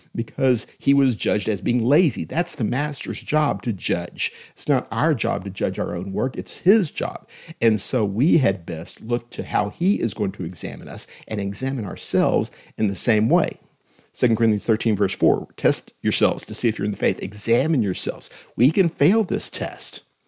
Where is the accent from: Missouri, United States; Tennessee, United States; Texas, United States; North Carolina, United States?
Texas, United States; Austin; When I was growing up in Austin, Texas, in the nineteen seventies